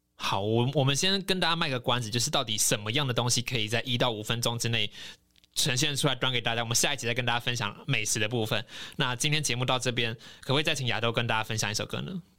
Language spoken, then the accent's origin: Chinese; Taiwan; 我可以用什么方式来prove我是台湾人吗